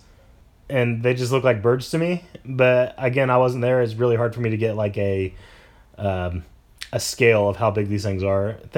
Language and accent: English; Coyville, United States; Coyville size here, which is my hometown of 43 people